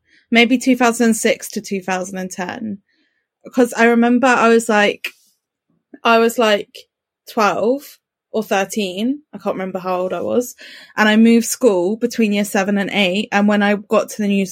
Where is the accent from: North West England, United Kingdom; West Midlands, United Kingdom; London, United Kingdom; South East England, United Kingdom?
South East England, United Kingdom; Brighton; I grew up in Brighton